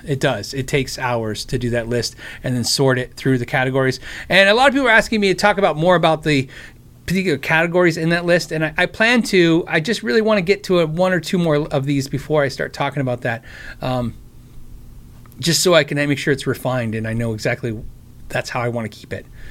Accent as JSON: {"language": "English", "country": "United States", "said": "I'm American"}